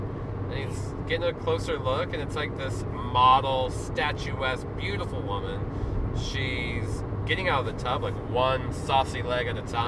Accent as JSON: {"language": "English", "region": "Oklahoma", "country": "United States", "said": "We're from Oklahoma, we don't have mountains."}